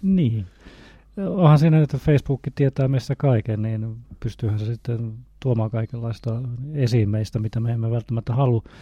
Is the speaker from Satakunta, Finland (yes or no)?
yes; Northern Satakunta, Finland; moved away; mistä päin mä oon kotoisin, niin kuin tuolta Pohjois-Satakunnasta